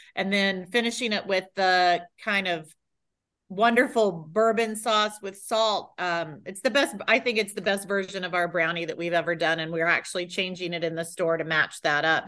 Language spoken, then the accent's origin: English; Texas, United States; now in Tampa, United States; I hail from Texas. My family's from Texas